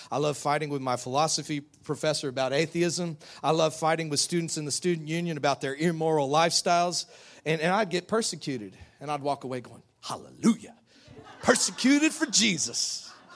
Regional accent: United States; we fight for our rights in America

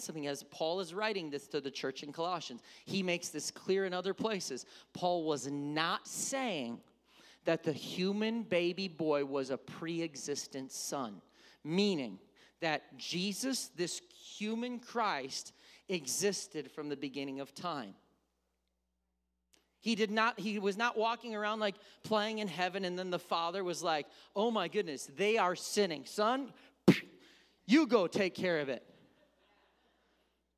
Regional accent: Wisconsin, United States; I come from Wisconsin.

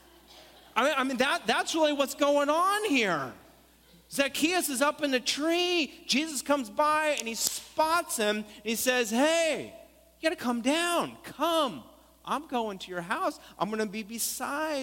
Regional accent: Stockton, California, United States; We said, Stockton.

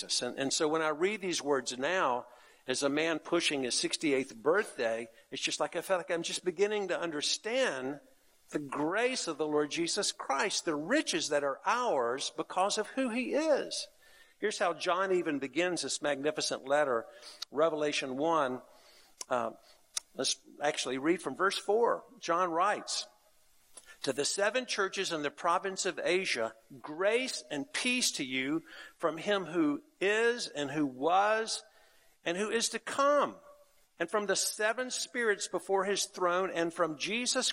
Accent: North Carolina, United States; the church I grew up in North Carolina

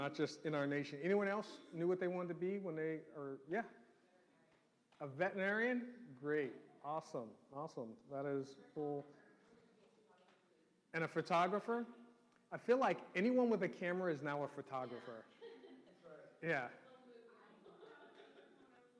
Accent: New York City, New York, United States; growing up in New York City

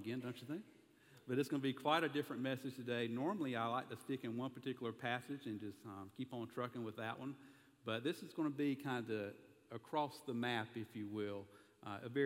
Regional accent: the South, United States; accent: southern; my southern accent

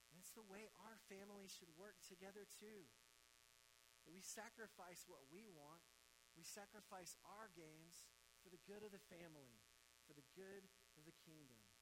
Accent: Mississippi, United States; now in South Carolina, United States; I grew up in Mississippi, and now I live in South Carolina

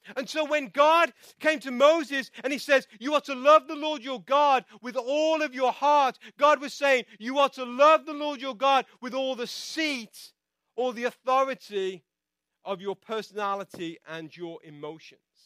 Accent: England, United Kingdom; now in United States; I'm from England

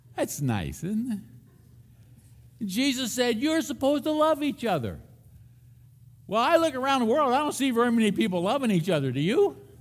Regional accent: Philadelphia, Pennsylvania, United States; I grew up in Philadelphia, Pennsylvania

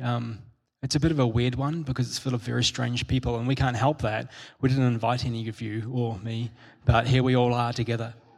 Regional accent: New Zealand; I'm a Kiwi, and um, I grew up with, um, in, in, school, and particularly in primary school, I had lots of Māori friends who are the indigenous people of New Zealand

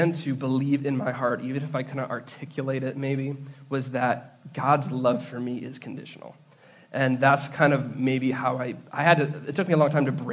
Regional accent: Redford, Michigan, United States; I grew up in Redford, near Detroit

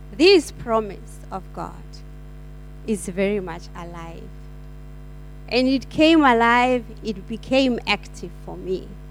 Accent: South Africa; now in Perth, Australia; I am from South Africa

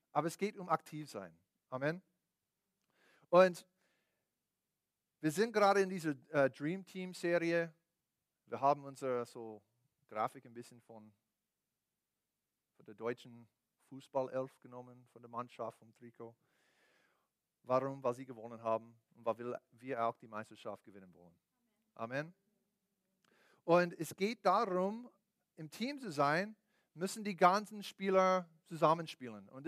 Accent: United States; born there; Deswegen bin ich in den USA geboren, bin ich so groß und, und, und, was auch immer.

